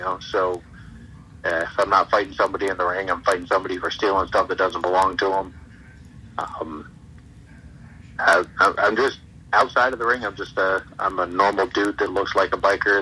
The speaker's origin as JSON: {"language": "English", "town": "Ticonderoga", "region": "New York", "country": "United States", "tie": "born or raised there", "also_born_or_lived": "Plattsburgh, New York / Schenectady, New York", "moved": "as an adult", "said": "I grew up in Ticonderoga"}